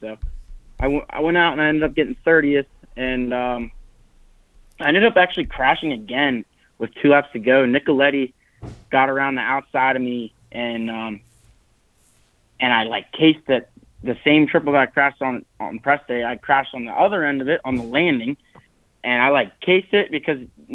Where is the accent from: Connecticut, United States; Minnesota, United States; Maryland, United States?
Maryland, United States; I'm from Maryland